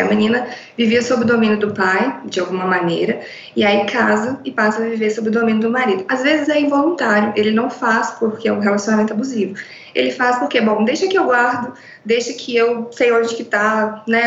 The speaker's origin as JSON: {"language": "Portuguese", "town": "João Monlevade", "region": "Minas Gerais", "country": "Brazil", "said": "sou de João Molevade, interior de Minas"}